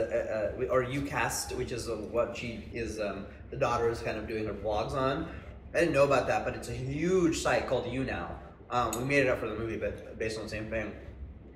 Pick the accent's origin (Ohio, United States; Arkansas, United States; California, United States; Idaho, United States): California, United States; San Jose; I grew up in San Jose